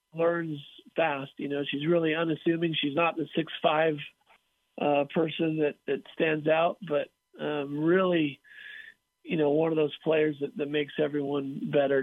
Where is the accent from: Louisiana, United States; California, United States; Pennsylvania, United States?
California, United States; I grew up in California